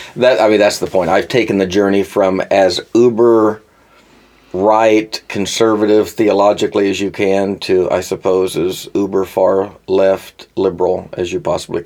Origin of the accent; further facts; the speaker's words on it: Arkansas, United States; moved away as an adult; now in Nashville, United States; I grew up in Arkansas.